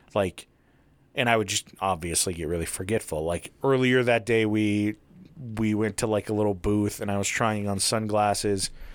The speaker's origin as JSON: {"language": "English", "region": "Utah", "country": "United States", "tie": "born or raised there", "also_born_or_lived": "Taylorsville, Utah", "said": "that's where I was born and raised until I was seven and then moved to small town shithole Utah"}